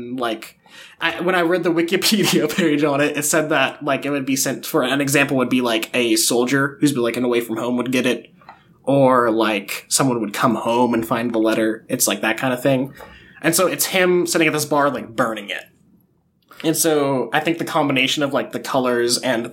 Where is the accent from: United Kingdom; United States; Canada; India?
United States; Huntsville, Alabama; moved away; I was in Huntsville, my hometown